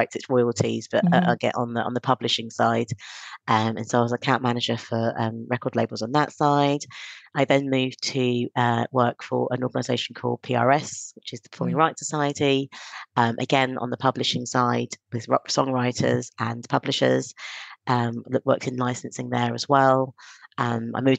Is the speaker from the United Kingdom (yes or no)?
yes; London, United Kingdom; also born or lived in Stonebridge; Halston's, where I grew up